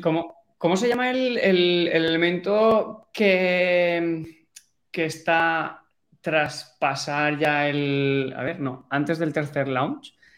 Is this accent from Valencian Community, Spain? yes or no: yes; Valencia, Valencian Community, Spain; yo soy de Valencia, estaba viviendo ahí.